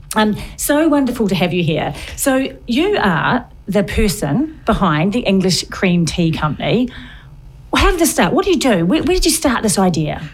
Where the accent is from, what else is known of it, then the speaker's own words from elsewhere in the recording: New Zealand; now in United Kingdom; I'm from New Zealand.